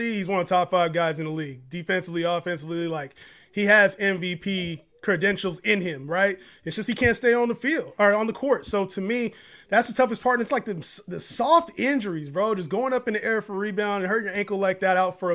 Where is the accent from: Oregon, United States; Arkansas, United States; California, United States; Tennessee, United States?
California, United States; Sacramento; I'm from Sacramento, California, man, NorCal